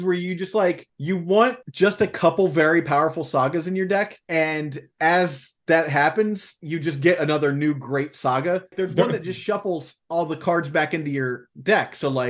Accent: Ohio, United States; also born or lived in South Jersey / North Carolina / New York; I grew up in Ohio. I lived in South Jersey. I lived in North Carolina. I lived in New York.

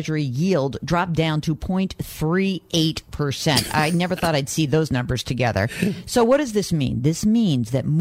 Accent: New Rochelle, New York, United States; I was born in New Rochelle

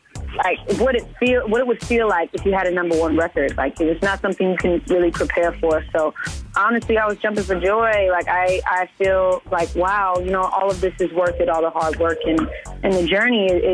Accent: Vallejo, California, United States; I grew up in the Bay Area from Vallejo, California

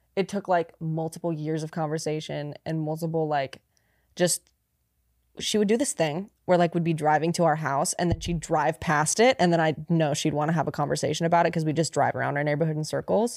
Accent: near Sacramento, California, United States; my hometown. It was like near Sacramento

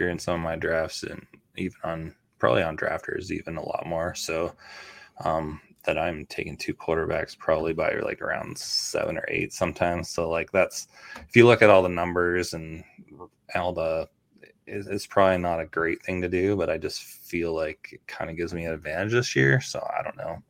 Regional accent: Canada; also born or lived in Toronto; now in United States; I grew up in Canada

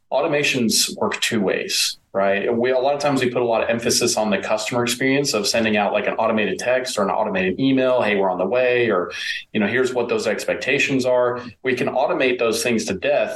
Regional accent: East Texas, United States; I grew up in East Texas.

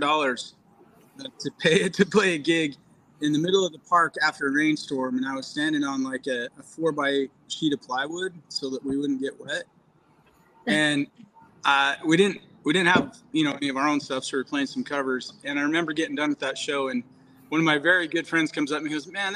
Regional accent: Utah, United States; I grew up in Utah

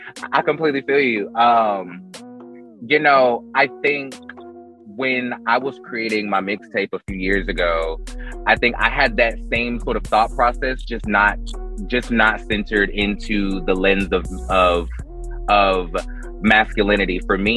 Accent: Fayetteville, North Carolina, United States; moved away; Because I'm from Fayetteville.

